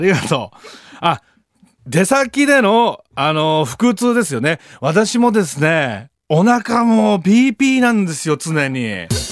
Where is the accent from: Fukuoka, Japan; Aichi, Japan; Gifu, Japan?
Gifu, Japan; 僕と同じ岐阜出身だったんですよ